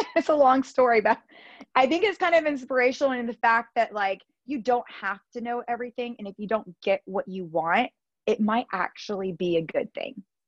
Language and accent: English; Georgia, United States; moved away as an adult; also born or lived in Los Angeles / Spain; now in Miami, United States; I'm from Georgia, born and raised in Georgia